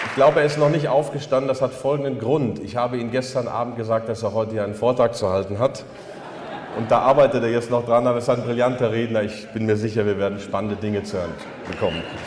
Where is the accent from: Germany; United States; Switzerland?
Germany; near Altena, North Rhine-Westphalia; Die Altena ist die Nachbarstadt oder die Nachbarstadt der Nachbarstadt, wo ich aufgewachsen bin. Ich kenne Altena seit meiner Kindheit.